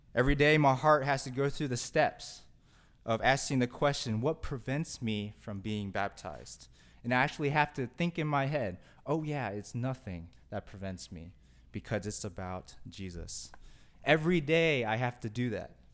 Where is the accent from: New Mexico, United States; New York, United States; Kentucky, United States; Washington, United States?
Kentucky, United States; growing up in Kentucky